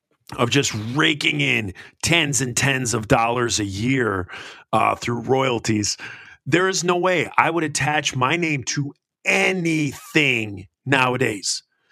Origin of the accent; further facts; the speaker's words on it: United States; I'm American. We go to violence first.